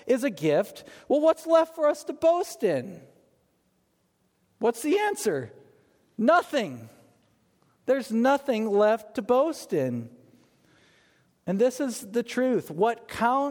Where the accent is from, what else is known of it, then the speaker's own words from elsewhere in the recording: United States; as American evangelicals